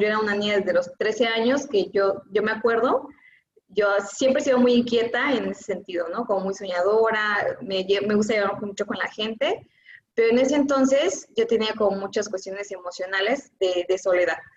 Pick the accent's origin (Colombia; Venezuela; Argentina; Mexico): Mexico; Oaxaca; yo soy de la ciudad de Oaxaca, y soy como orgullosa oaxaqueña